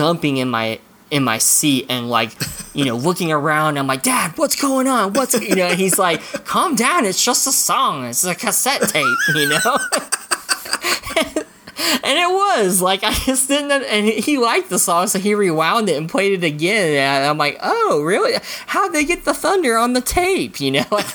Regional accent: Oklahoma, United States; we're from Oklahoma

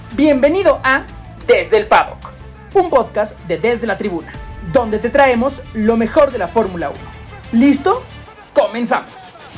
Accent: Mexico; somos mexicanos

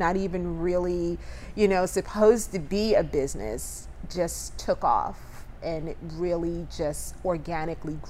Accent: Asbury Park, New Jersey, United States; moved away as an adult; also born or lived in New York; now in Charleston, United States; I grew up in a small town in New Jersey, Asbury Park, New Jersey

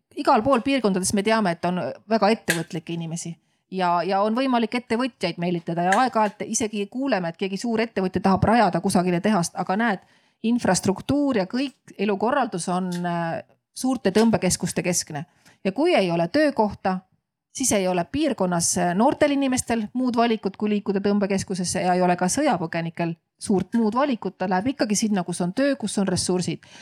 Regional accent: Viljandi, Viljandi County, Estonia; tuli tema pere siis Viljandisse elama ja kohtus seal minu mulgist isaga, et isa on mul eestlane, ema ingeri soomlane

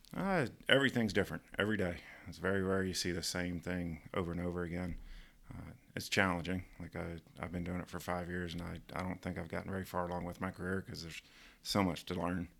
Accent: Georgia, United States; accent: American; moved away as an adult; also born or lived in Ontario / Florida / Mississippi; now in Canada; grew up in, uh, mostly in Georgia

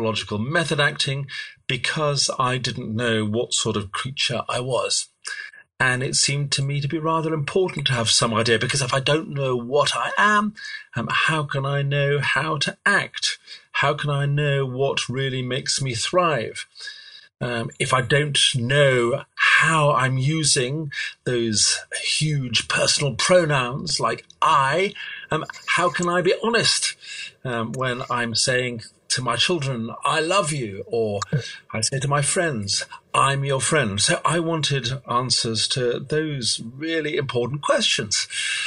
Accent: edge of the Derbyshire Peak District, Yorkshire and the Humber, United Kingdom; I was brought up in Yorkshire. I was brought up on the edge of the Derbyshire Peak District

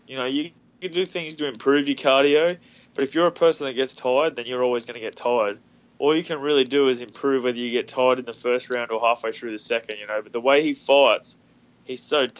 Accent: Australia; Melbourne's as close to my hometown as possible

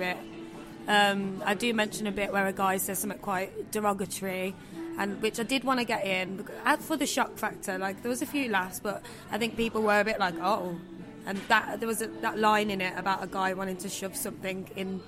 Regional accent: Birmingham, West Midlands, United Kingdom; I don't know whether it's just because it's my hometown

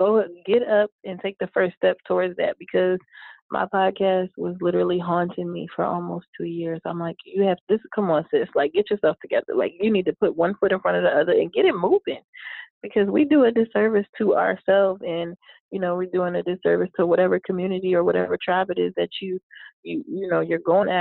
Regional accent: Philadelphia, Pennsylvania, United States; moved away; in Philly. It was, you know, back in my hometown

